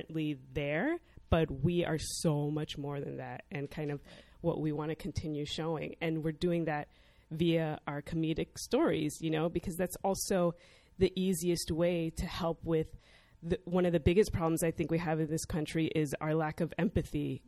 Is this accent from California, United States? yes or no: no; Chicago, Illinois, United States; I grew up in Chicago. I'm second generation.